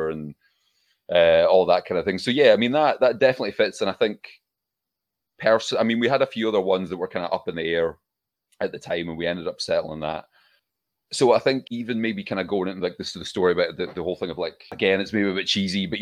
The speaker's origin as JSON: {"language": "English", "region": "Scotland", "country": "United Kingdom", "also_born_or_lived": "Glasgow", "said": "we're Scottish."}